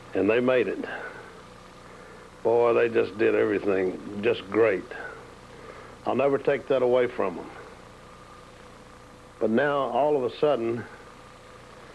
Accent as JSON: {"language": "English", "region": "New York", "country": "United States", "tie": "born or raised there", "also_born_or_lived": "the South (US)", "moved": "yes", "said": "I was born and raised in New York"}